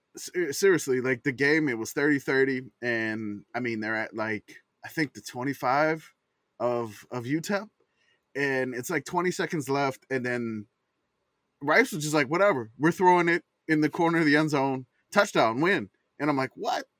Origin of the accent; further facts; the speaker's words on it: New Orleans, Louisiana, United States; growing up in New Orleans